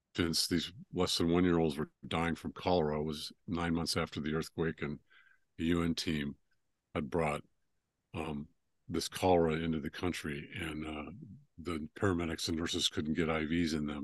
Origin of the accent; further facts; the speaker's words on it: California, United States; moved away as an adult; also born or lived in Northwest Georgia, United States; now in Georgia, United States; I grew up in California and then moved out here two years ago.